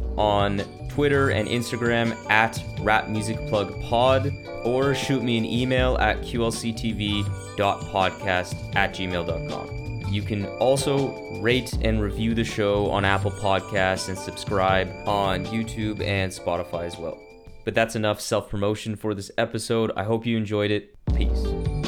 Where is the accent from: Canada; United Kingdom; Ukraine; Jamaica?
Canada; Ottawa, Ontario; my hometown of Ottawa